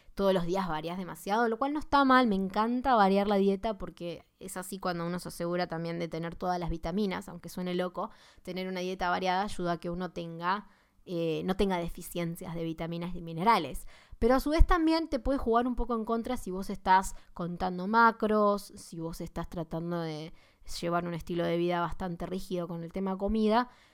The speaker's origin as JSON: {"language": "Spanish", "country": "Argentina", "said": "vivimos en Argentina, por si no saben, soy de Argentina"}